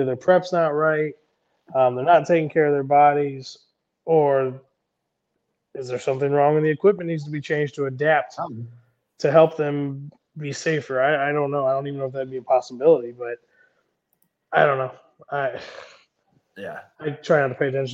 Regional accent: Indiana, United States; also born or lived in St. Louis, Missouri; growing up in Indiana

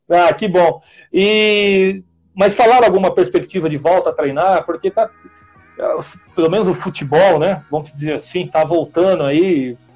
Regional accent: São Bernardo do Campo, São Paulo, Brazil; Eu, eu sou daqui do ABC, tá, Bia? Eu, eu moro em São Bernardo do Campo.

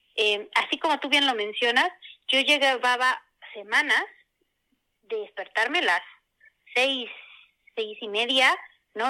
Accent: Puebla, Mexico; soy oriunda de Puebla

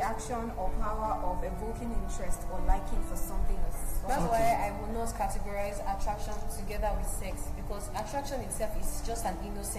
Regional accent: Lagos, Nigeria; I was not born in America. I'm born and bred in Nigeria, Lagos to be precise.

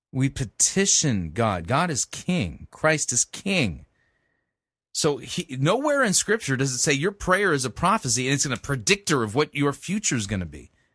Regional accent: Southern California, United States; I grew up in Southern California

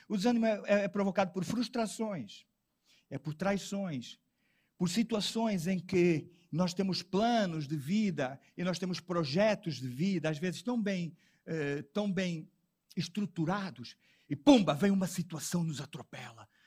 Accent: Portugal; eu sou português

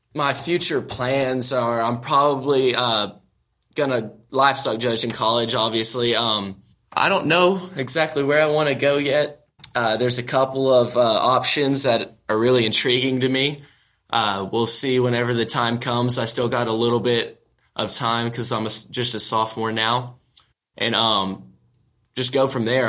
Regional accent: Zephyr, Texas, United States; I'm from Zephyr, Texas, very central

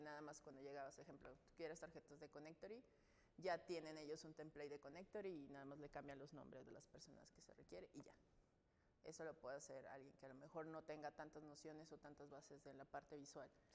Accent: Navolato, Sinaloa, Mexico; also born or lived in Nayarit; yo nací en Nayarit y cuando nos mudamos a Sinaloa yo tenía siete años, entonces crecí en Nabolato, Sinaloa.

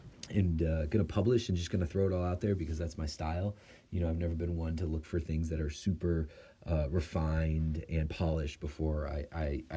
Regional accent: Chicago, Illinois, United States; also born or lived in Italy; growing up in the Chicagoland area

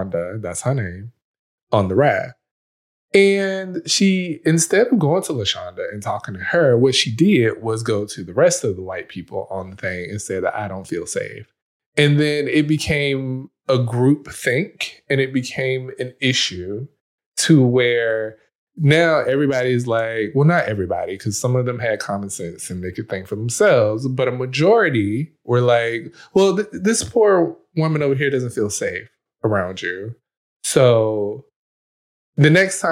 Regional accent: United States; I am a Black man. I grew up in America

